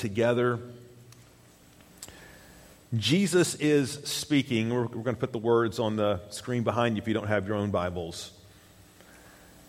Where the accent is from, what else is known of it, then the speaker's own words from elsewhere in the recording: Chattanooga, Tennessee, United States; When I was a young lad in the 70s, growing up in Chattanooga, Tennessee